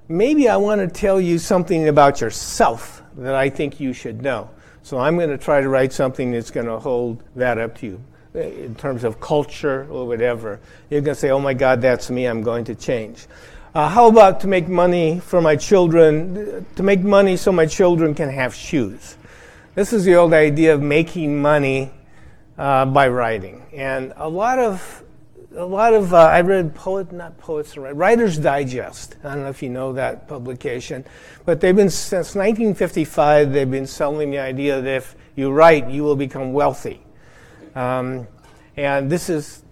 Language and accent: English; Iowa, United States; I grew up in Iowa